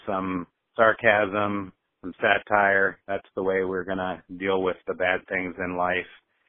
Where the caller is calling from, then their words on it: Iowa City, Iowa, United States; I'm calling from Iowa City, Iowa.